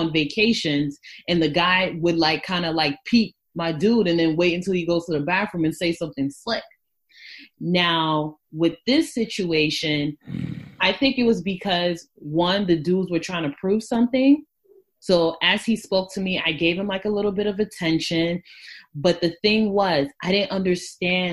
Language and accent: English; New York, United States; I'm from New York